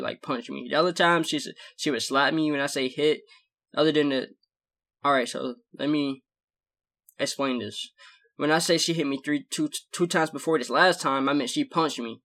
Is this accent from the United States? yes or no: yes; the South, United States; I'm from the South